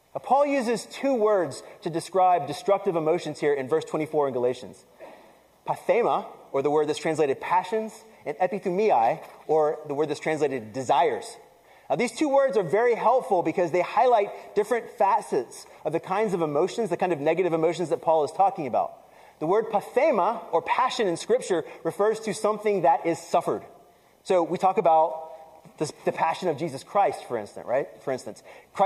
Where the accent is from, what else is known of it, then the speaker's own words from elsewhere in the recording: the South, United States; I grew up in the South, right? And I grew up in a Puerto Rican family